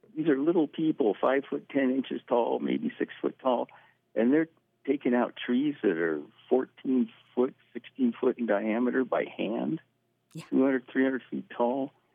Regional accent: Clatsop County, Oregon, United States; moved away; growing up in Clatsop County

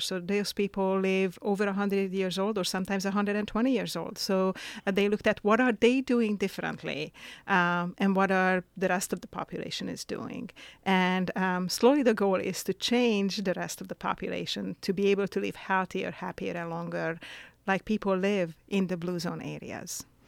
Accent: Hungary; now in Astoria, United States; I'm originally from Hungary. Uh, I was born in Hungary and I moved to the U S about, um, twenty, forty years ago now.

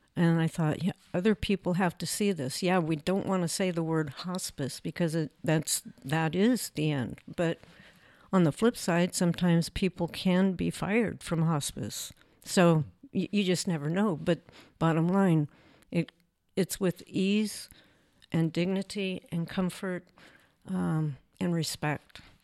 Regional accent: Clatsop Plains, Oregon, United States; we were born and raised on Clatsop Plains

